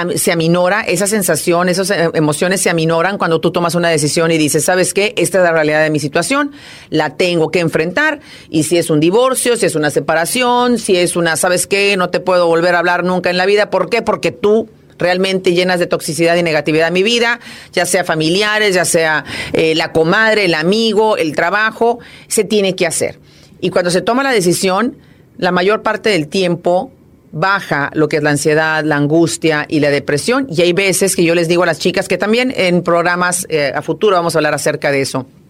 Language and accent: Spanish; Monterrey, Nuevo León, Mexico; moved away as an adult; now in Houston, United States; yo soy de Monterrey, Nuevo León